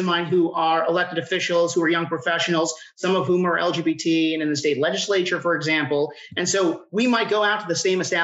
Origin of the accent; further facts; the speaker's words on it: New Jersey, United States; moved away as an adult; now in Atlanta, United States; I'm originally from New Jersey. I'm a Jersey boy. I came down here for school.